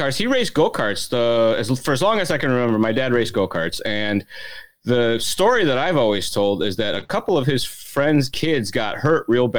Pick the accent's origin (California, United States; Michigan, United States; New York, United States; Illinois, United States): Illinois, United States; I grew up in Illinois.